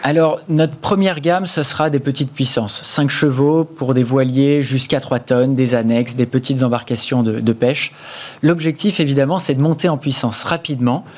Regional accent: Breton, Brittany, France; en tant que breton et, marin

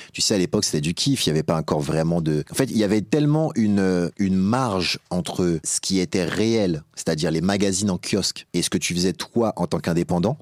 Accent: Épinay-sur-Seine, Île-de-France, France; moi particulièrement je venais d'Épinay

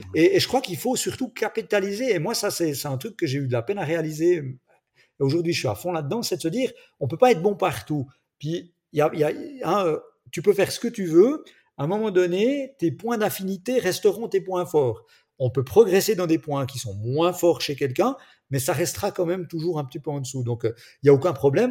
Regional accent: Switzerland; accent: Swiss; je suis en Suisse, mon petit accent peut-être me trahit, même si mon papa est français

